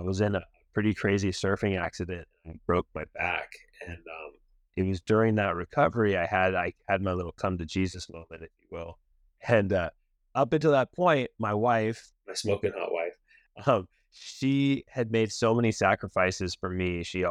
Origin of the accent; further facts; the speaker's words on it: Laguna Beach, California, United States; growing up in Laguna